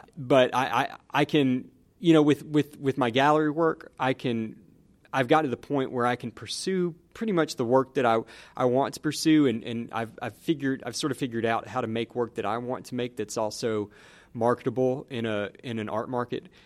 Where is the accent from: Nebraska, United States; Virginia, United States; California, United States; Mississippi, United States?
Mississippi, United States; Newton; also born or lived in Ohio; I grew up in Newton, Mississippi